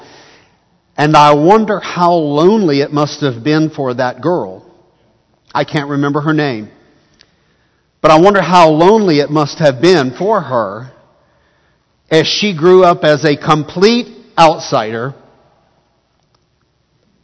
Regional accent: Arlington, Texas, United States; also born or lived in Canton, Texas / Palestine, Texas / Tyler, Texas; I grew up mainly here in Tarrant County, the city of Arlington, my young childhood, and the HEB area, now North Tarrant County

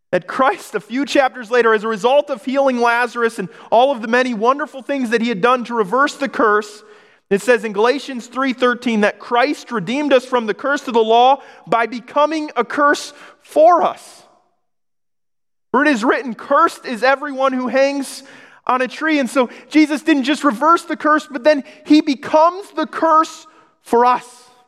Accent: Michigan, United States; moved away as an adult; also born or lived in Oregon; moved back to Michigan, I grew up in Michigan. I was in Oregon

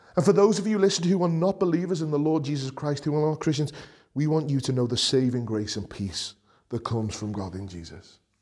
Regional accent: Liverpool, North West England, United Kingdom; accent: Scouse; as a scouser, as a, someone who's proud of coming from Liverpool

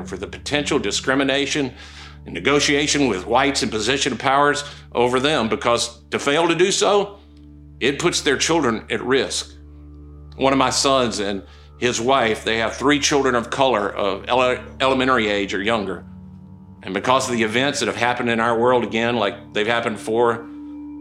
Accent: Okolona, Mississippi, United States; moved away; I was born in Okolona, Mississippi

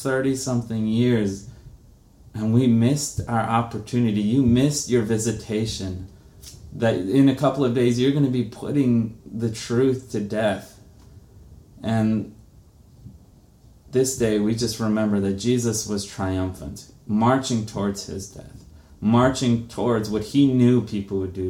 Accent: Brazil; moved away; I'm from Brazil

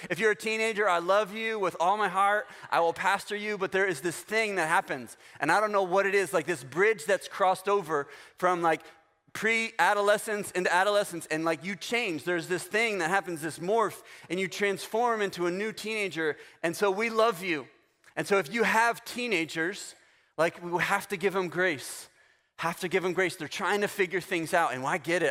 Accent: Florida, United States; I'm from Florida

